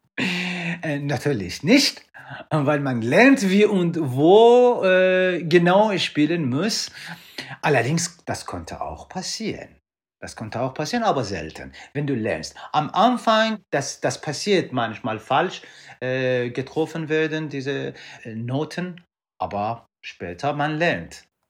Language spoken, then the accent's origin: German; Iran; moved away; ich komme ursprünglich aus dem Iran